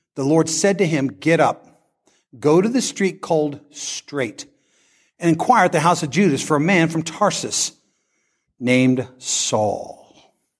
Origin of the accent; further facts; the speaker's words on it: Great Bend, Kansas, United States; moved away; I come from Great Bend, Kansas.